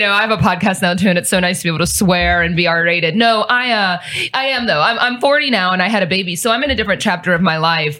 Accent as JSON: {"language": "English", "town": "Cincinnati", "region": "Ohio", "country": "United States", "tie": "born or raised there", "moved": "as an adult", "lives_now": "Dallas, United States", "said": "I'm actually from the Midwest. I'm not from here."}